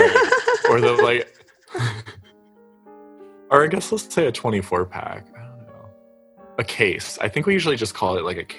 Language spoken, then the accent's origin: English; United States; as an American